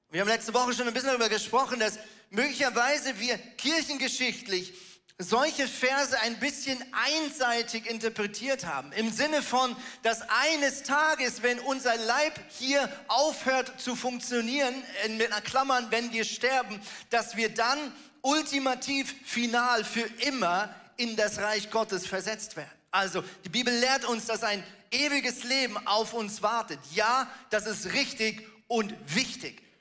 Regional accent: Germany; born there; ich bin ja von der Staatsbürgerschaft her ein Schweizer, ich bin in Deutschland geboren

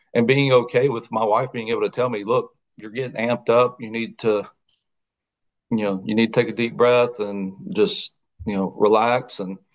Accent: Mississippi, United States; I was from Mississippi

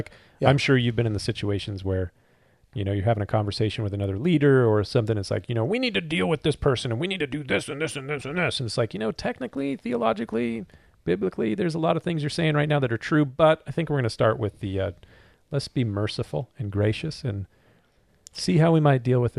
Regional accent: Southern California, United States; But we're not from the South. We're from Southern California.

